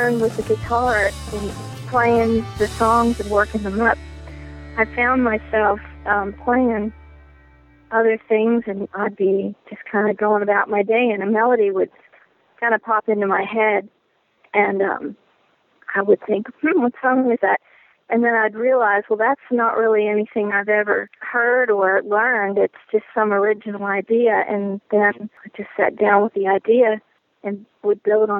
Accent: the North, United States; moved away; I'm from the North

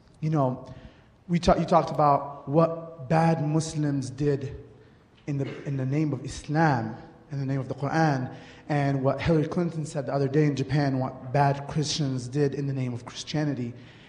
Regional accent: Egypt; now in United States; I'm from Egypt

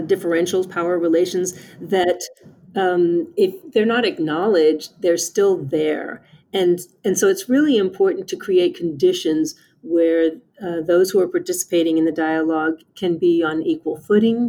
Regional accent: South Texas, United States; moved away as an adult; now in Ohio, United States; I am originally from South Texas

